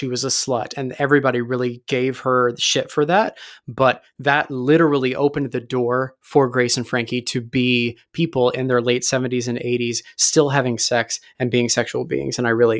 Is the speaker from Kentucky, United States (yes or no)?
yes; Kentucky, United States; I'm from Kentucky.